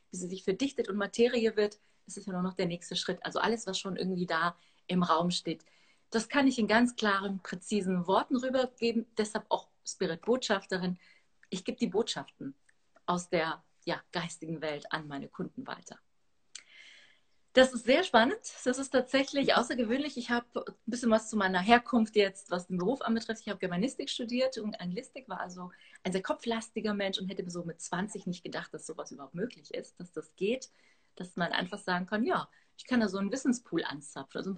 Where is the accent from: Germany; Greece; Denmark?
Greece; Athens, Attica; born there; Also geboren bin ich in Athen, aber die Wurzeln sind aus der Gegend, aus äh, Arkadien, Astros, genau.